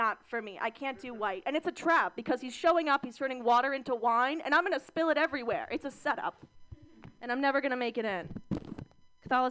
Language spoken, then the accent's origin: English; Mission Viejo, California, United States; I grew up in Orange County, California